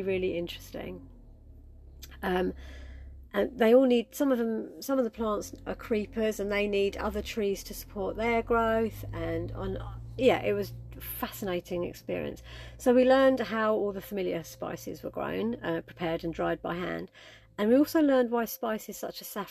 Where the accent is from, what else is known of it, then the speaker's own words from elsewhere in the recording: United Kingdom; we are British